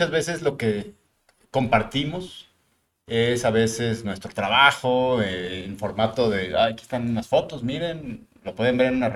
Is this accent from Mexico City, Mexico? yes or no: yes; Mexico City, Mexico; now in Monterrey, Mexico; soy migrante, es decir, yo nací en la Ciudad de México, llego a Monterrey hace 28 años, 29 años.